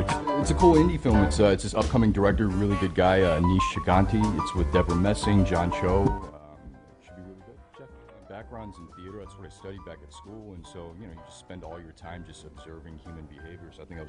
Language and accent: English; Indiana, United States; now in Los Angeles, United States; Growing up in Indiana